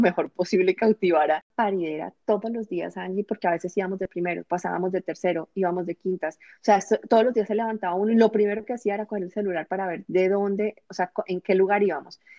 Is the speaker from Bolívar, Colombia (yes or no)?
no; Bogotá, Colombia; moved away as an adult; now in United States; en mi ciudad, en Bogotá